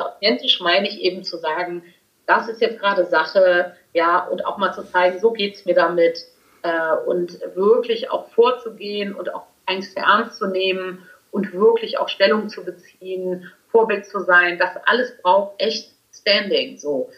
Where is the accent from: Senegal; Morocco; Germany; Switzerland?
Germany; Cologne, North Rhine-Westphalia; Als echte Kölnerin